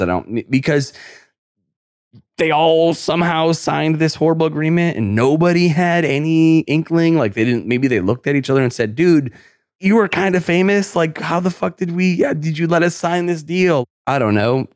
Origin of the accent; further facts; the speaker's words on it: New York, United States; I'm from New York.